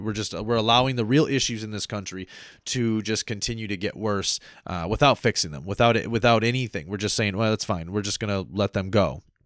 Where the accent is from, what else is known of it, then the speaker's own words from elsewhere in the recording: United States; me as an American citizen lived here my whole life, born here